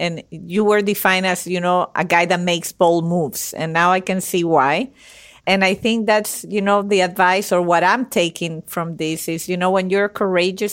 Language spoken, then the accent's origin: English; Venezuela; I was born and raised in Venezuela